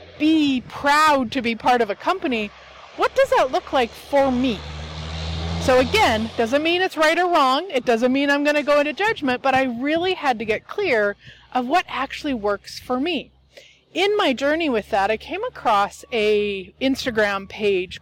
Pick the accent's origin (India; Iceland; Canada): Canada; Turtleford, Saskatchewan; my hometown is actually Turtleford, Saskatchewan, Canada